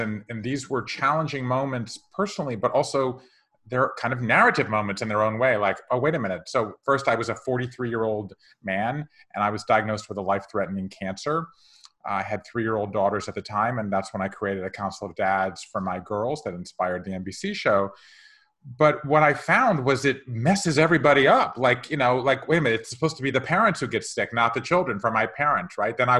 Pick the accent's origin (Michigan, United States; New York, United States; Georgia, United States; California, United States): Georgia, United States; Savannah; moved away as an adult; also born or lived in Japan / England; I grew up in Savannah, Georgia